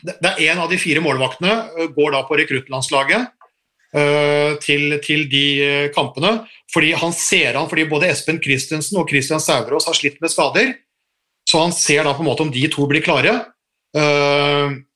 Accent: Norway; vi er nordmenn

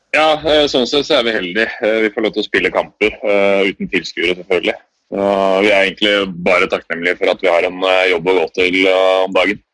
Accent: Norway; moved away; Det er litt mer rolig her enn det er eh, hjemme i Norge

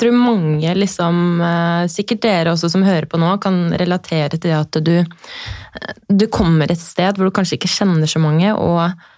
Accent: Horten, Vestfold, Norway; jeg er da fra Horten

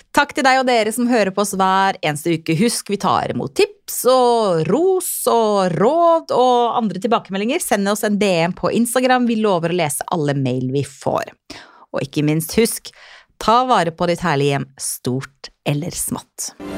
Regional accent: Finnmark, Norway; now in Southern Norway; jeg er jo finnmarking

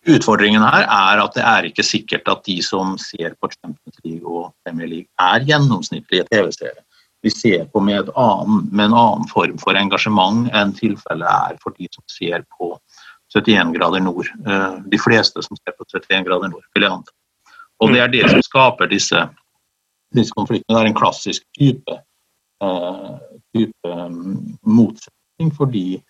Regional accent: Møre og Romsdal, Norway; also born or lived in Oslo; now in Trondheim, Norway; Jeg er oppvokst i Romsdalen, um, flyttet til Oslo som ganske ung

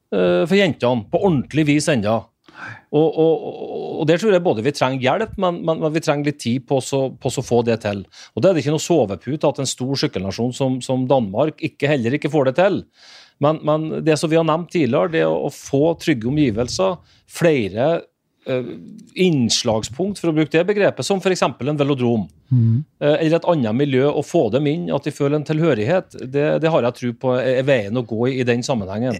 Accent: Northern Norway, Norway; Sjøl som nordlending

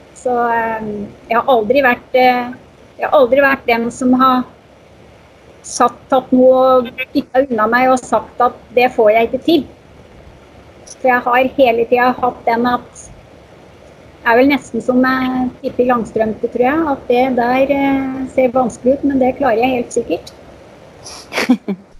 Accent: Moelven, Innlandet, Norway; also born or lived in Oslo; etter ett år da, så flytter vi hjem igjen til Moelven.

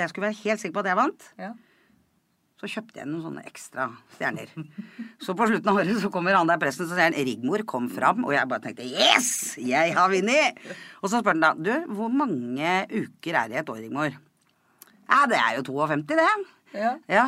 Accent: Kodal, Vestfold, Norway; Jeg er fra Kodal

